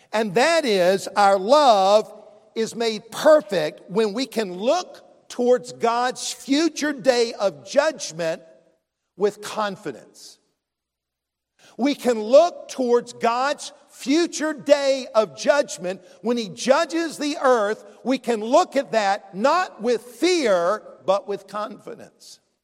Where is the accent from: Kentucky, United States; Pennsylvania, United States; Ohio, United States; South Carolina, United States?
South Carolina, United States; Columbia; I grew up in Columbia, the capital city.